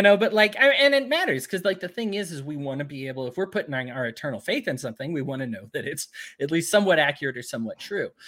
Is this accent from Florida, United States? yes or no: no; Utah, United States; I'm from Utah